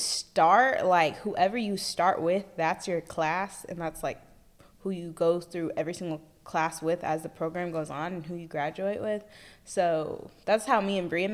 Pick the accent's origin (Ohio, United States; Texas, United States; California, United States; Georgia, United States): Texas, United States; Fort Worth; now in Dallas, United States; I grew up all my life in Fort Worth, Texas, but now I live here in Dallas